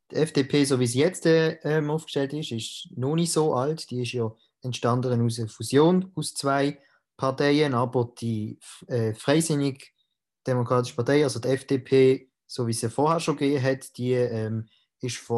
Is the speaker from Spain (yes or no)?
no; Reinach, Basel-Landschaft, Switzerland; ich bin der Präsident von der Jungfreisinnigen Baselland. Ich komme aus Rinach